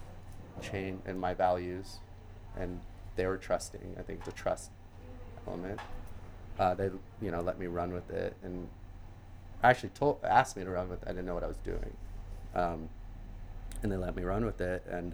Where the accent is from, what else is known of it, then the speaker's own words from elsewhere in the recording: Arizona, United States; I grew up in Arizona